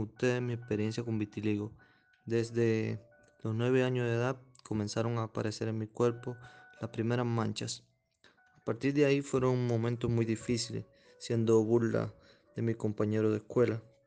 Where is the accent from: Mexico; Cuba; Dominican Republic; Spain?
Cuba; soy cubano, tengo 27 años de edad